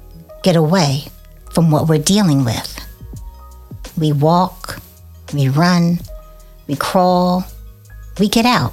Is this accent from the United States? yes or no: yes; Oakland, California, United States; I'm from Oakland, California